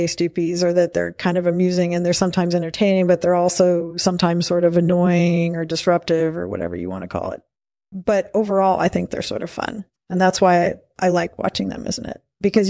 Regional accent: Philadelphia, Pennsylvania, United States; moved away as an adult; also born or lived in New York City; now in Los Angeles, United States; I was born in 1941 in Philadelphia. I grew up there, and then I moved to New York City when I was 21. And I've been living in Los Angeles ever since.

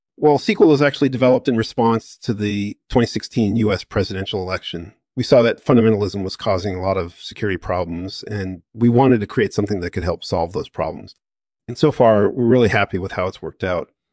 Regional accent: California, United States; I was born in America and I grew up in California

